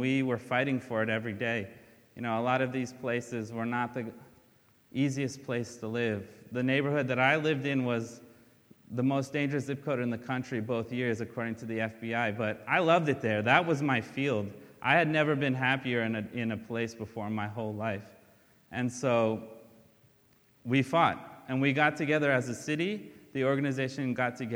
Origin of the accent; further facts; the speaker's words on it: Brazil; moved away; I'm from Brazil, and we left because we had nothing there, and my dad couldn't find work.